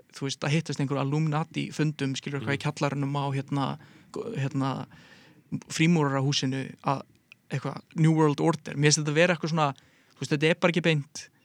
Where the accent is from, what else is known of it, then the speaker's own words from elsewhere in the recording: Garðabær, Capital Region, Iceland; ég er úr Galabænum